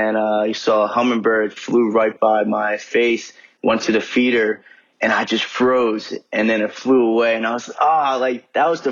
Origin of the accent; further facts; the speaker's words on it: New Jersey, United States; now in Charlotte, United States; I'm from Charlotte, North Carolina. Born and raised in Jersey, though, North Jersey